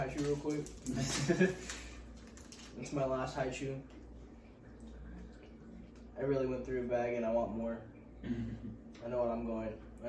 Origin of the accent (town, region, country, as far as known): Nevada, United States; born or raised there; first language English